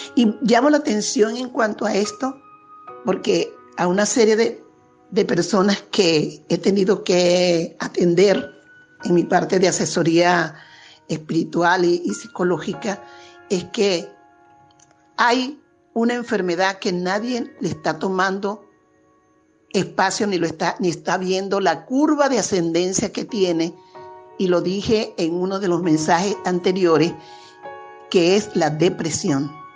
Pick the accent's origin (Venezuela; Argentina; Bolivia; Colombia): Venezuela; somos venezolanos